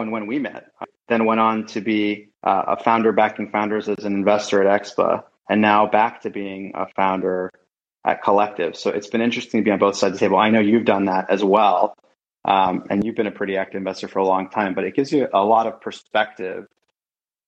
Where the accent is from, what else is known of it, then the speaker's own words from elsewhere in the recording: Pittsburgh, Pennsylvania, United States; also born or lived in London, United Kingdom / Iran; where I grew up was Pittsburgh, Pennsylvania